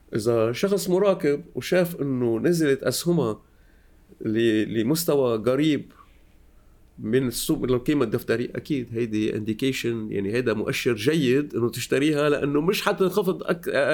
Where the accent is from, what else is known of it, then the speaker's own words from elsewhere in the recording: Lebanon; moved away as an adult; also born or lived in Beirut, Lebanon / Paris, France; now in France; أنا لبناني الأصل